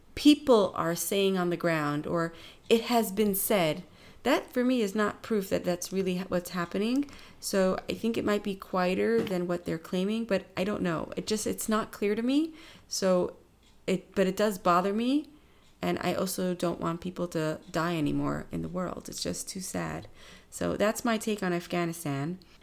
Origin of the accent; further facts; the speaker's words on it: New York, United States; growing up in New York, um, being a teenager in the time of nine eleven